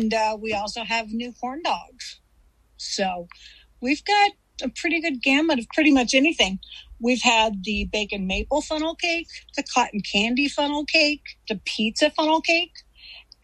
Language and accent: English; Missouri, United States; moved away; I'm from Missouri. That's where I was born and raised